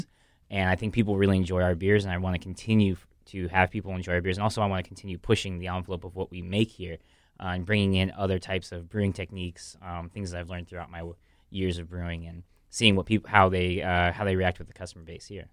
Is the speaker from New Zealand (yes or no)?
no; Los Angeles, California, United States; moved away as an adult; also born or lived in New York; now in Miami, United States; he moved the family to L.A. So I'm from L.A.